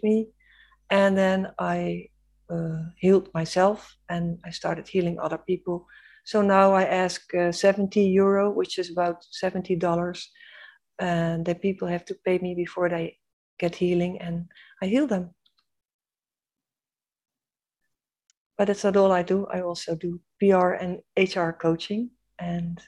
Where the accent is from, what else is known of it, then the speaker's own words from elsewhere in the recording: Netherlands; I was born in the Netherlands